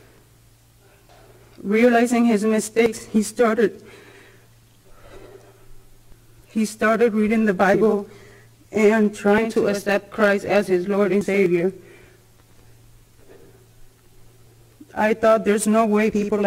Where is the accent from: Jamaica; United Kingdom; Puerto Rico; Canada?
Puerto Rico; I was born in Puerto Rico.